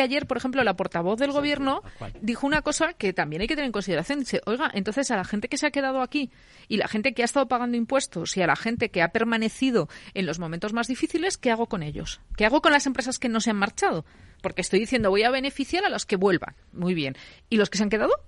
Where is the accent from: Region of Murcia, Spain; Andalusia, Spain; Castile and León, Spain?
Castile and León, Spain; León; now in Madrid, Spain; yo, que soy leonesa